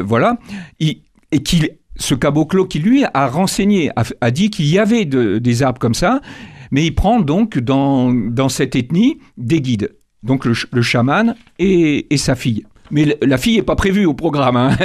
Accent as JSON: {"language": "French", "country": "Benin", "tie": "born or raised there", "said": "Je suis né euh, au Bénin, donc dans un pays animiste au départ"}